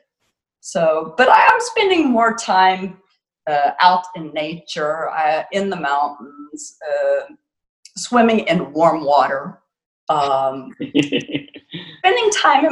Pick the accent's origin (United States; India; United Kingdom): United States; Florida; moved away; I'm from Florida originally